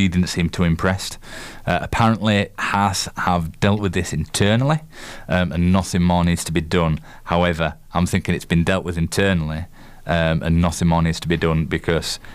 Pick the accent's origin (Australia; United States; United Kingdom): United Kingdom; Yorkshire and the Humber; accent: Yorkshire; my miserable Yorkshire accent